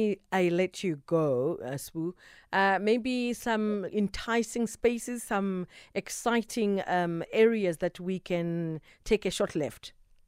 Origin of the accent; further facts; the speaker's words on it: South Africa; as South African citizens.